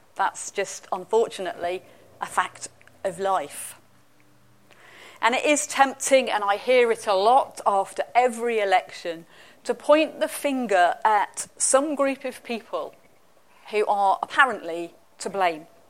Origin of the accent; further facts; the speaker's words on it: England, United Kingdom; now in Scotland, United Kingdom; I'm English.